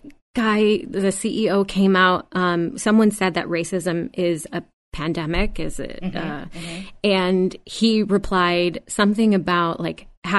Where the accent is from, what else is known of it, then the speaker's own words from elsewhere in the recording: United States; we are all racist because we grew up in America and we were taught this.